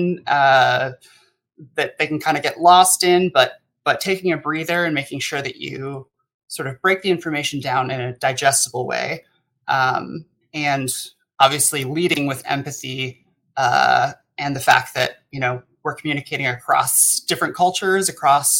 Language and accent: English; United States; as an American myself